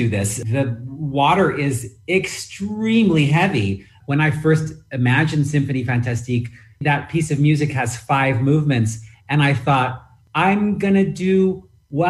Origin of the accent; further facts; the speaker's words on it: San Francisco, California, United States; when I grew up in San Francisco